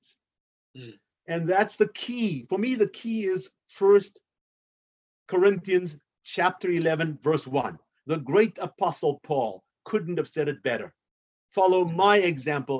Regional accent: South Africa; I'm an African, born and raised in South Africa

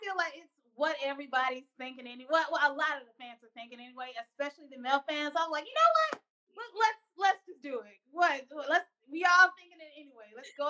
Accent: the South, United States; I'm from the South. And, of course, you know, the South has their ways.

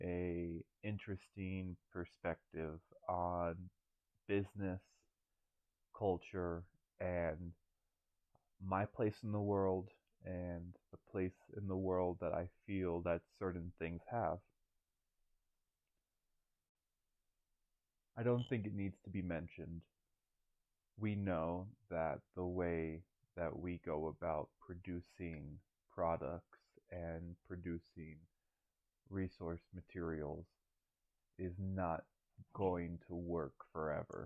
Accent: Pinellas County, Florida, United States; I am from Pinellas County, Florida, born and raised

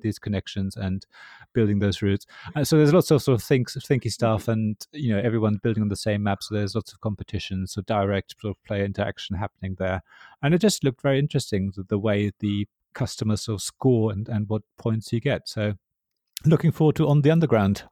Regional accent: Berlin, Germany; I come from Berlin

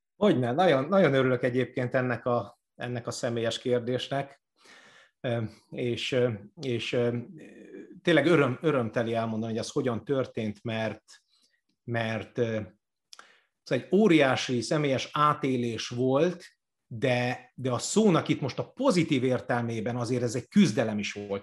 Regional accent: Budakalász, Pest, Hungary; Budakalásson volt nekem az első gyülekezet plántálásom, a szülővárosomban, ahol fel is nőttünk.

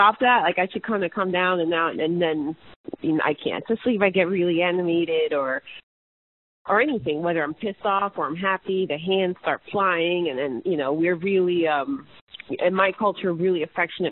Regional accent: New Jersey, United States; moved away as an adult; also born or lived in New York City, New York / Beacon, New York; I was born in New York City, but I was raised in New Jersey, so I consider myself a Jersey girl

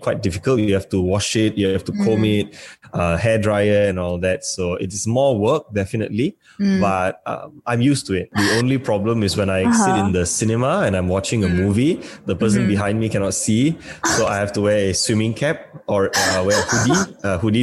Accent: Malaysia; I'm from Malaysia.

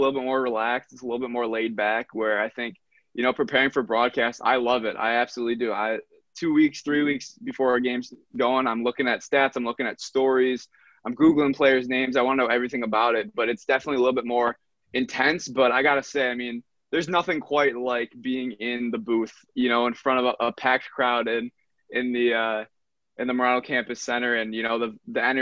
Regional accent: Syracuse, New York, United States; also born or lived in Buffalo, New York; I was born in Buffalo, raised in Syracuse

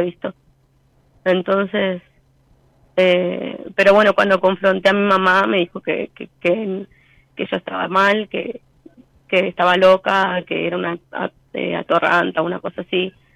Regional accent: Rafael Castillo, Buenos Aires Province, Argentina; soy de Rafael Castillo, La Matanza.

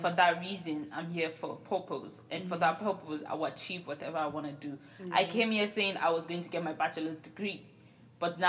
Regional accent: Nigeria; I'm Nigerian.

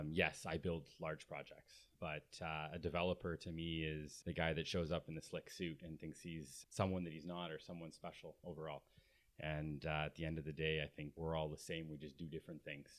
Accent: Victoria, British Columbia, Canada; now in Squamish, Canada; I grew up in Victoria, and I was taught that we support small business

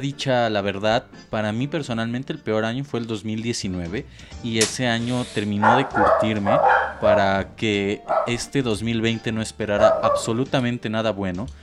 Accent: Mexico; para nosotros como mexicanos

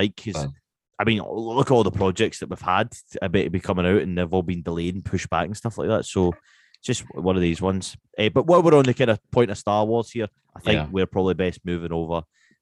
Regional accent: Scotland, United Kingdom; I'm Scottish

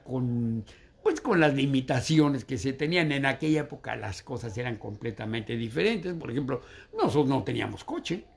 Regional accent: Mexico City, Mexico; yo nací en la Ciudad de México, en lo que era el DF.

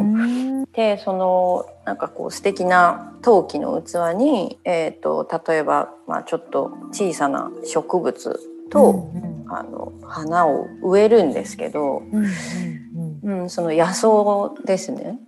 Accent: Tokyo, Japan; 私の実家はその東京のマンションなので庭もないし

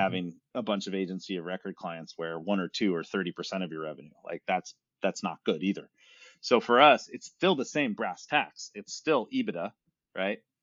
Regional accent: San Francisco, California, United States; I'm born and raised in Silicon Valley, San Francisco

